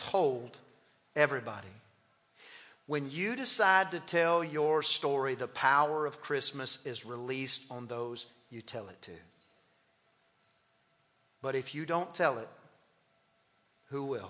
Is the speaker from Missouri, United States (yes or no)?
no; East Texas, United States; also born or lived in College Station, Texas; I'm from East Texas